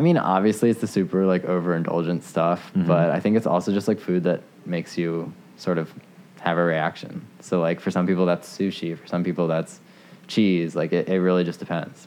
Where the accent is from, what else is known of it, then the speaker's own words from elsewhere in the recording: Potomac, Maryland, United States; I grew up in Potomac, so like 20 minutes away